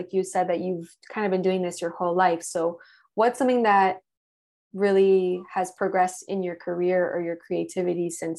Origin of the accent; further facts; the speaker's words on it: Miami, Florida, United States; we're from Miami, we're Latina and European.